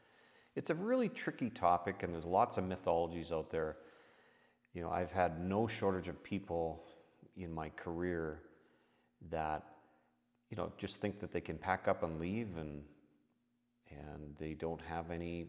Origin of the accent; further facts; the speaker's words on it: Canada; I'm your host … I'm a Canadian tax expert who has over 30 years of experience